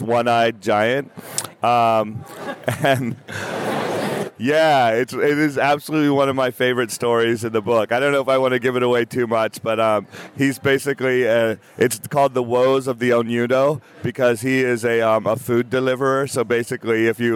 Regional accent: United States; I'm an American writer

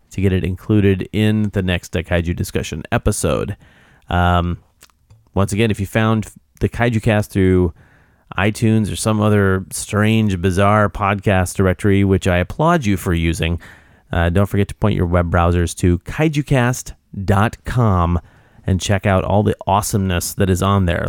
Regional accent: Oregon, United States; I'm from Oregon.

